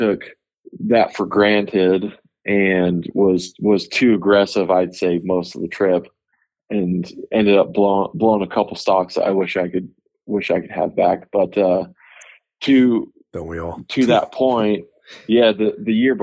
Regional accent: Idaho, United States; moved away as an adult; now in Utah, United States; I grew up in Idaho.

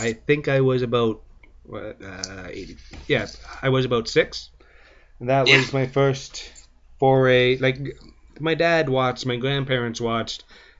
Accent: Welland, Ontario, Canada; I was born in Welland

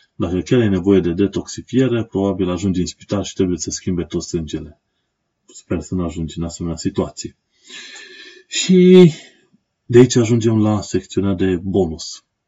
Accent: Romania; moved away as an adult; now in London, United Kingdom; eu sunt un român în Londra, am venit din România, o țară străină, m-am stabilit aici pentru un timp

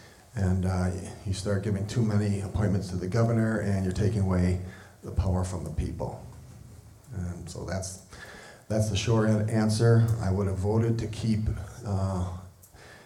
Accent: southeastern Wisconsin, United States; moved away as an adult; also born or lived in St. Louis, Missouri; now in Cody, Wyoming, United States; grew up in southeastern Wisconsin

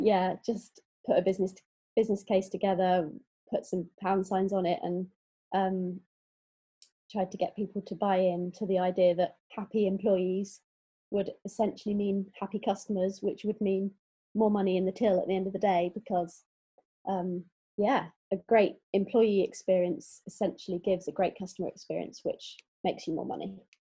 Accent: Exeter, South West England, United Kingdom; also born or lived in London; now in Bristol, United Kingdom; I'm from Exeter

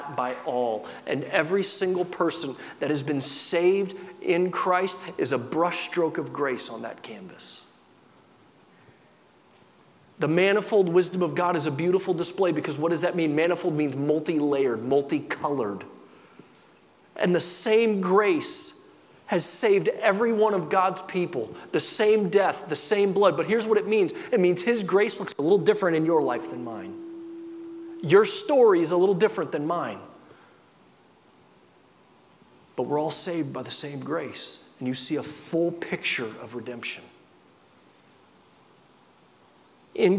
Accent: Midwest, United States; I grew up in the Midwest.

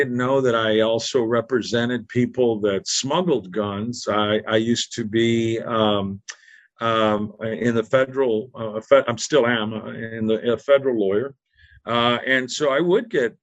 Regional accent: Texas, United States; I'm from Texas

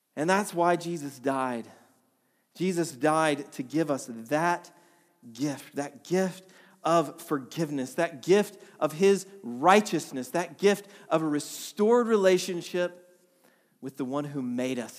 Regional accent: Atlanta, Georgia, United States; moved away as an adult; also born or lived in Vermont; we're from Atlanta originally. We moved to Vermont back in two thousand twelve

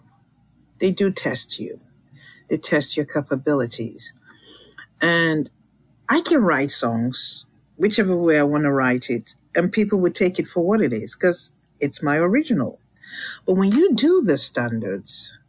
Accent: Lagos, Nigeria; also born or lived in London, England; now in United States; I was born in Lagos, which is, that's the Yoruba land. I do speak Yoruba. I do speak a little bit of Igbo, just a little bit. I grew up in Lagos

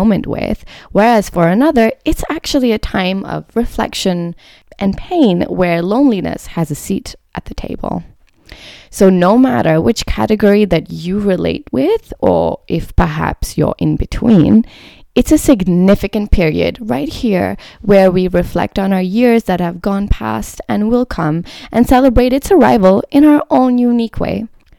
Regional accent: Preston, North West England, United Kingdom; also born or lived in London; now in France; So I was born in London, but I actually grew up in the north of England, which is where my mum's from. It's a town called Preston, which is in the northwest of England.

